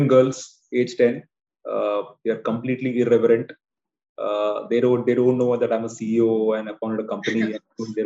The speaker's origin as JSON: {"language": "English", "town": "Durgapur", "region": "West Bengal", "country": "India", "tie": "born or raised there", "also_born_or_lived": "Chennai", "moved": "yes", "said": "I grew up in a city called Durgapur. Okay. This is slightly north of Calcutta."}